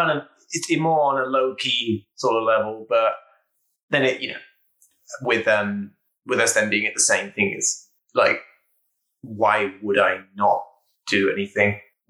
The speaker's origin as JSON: {"language": "English", "town": "Norwich", "region": "East of England", "country": "United Kingdom", "moved": "as an adult", "lives_now": "California, United States", "said": "I'm 27 years old, and I'm originally from the UK, from a city called Norwich. A fine city, if you will."}